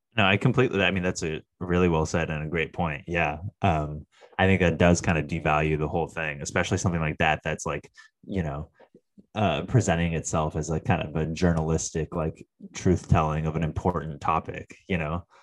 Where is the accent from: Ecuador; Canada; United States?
United States; Phoenix, Arizona; I'm from Arizona, not from Tucson, but, you know, I'm from Phoenix